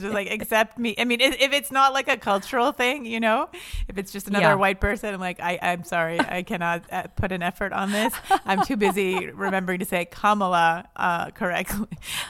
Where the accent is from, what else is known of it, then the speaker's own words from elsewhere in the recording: Quebec, Canada; But I know I'm from the French part of Canada, which is why I'm hot. You can't see me on this podcast, but you know, I come from the good looking part of Canada, Quebec.